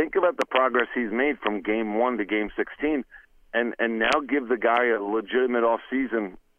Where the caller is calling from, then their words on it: Cranford, New Jersey, United States; from Cranford